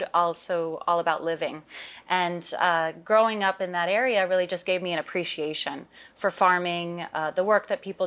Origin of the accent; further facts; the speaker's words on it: Russian River Valley, California, United States; I am a California girl, born and raised. I grew up in the Russian River Valley.